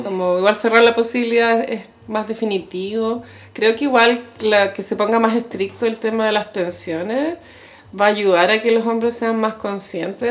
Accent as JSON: {"language": "Spanish", "country": "Chile"}